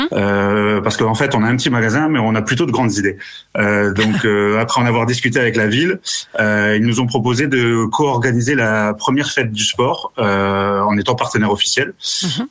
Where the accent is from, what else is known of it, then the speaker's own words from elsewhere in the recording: Haute-Marne, Grand Est, France; moved away; also born or lived in Amiens; je suis originaire de Haute-Marne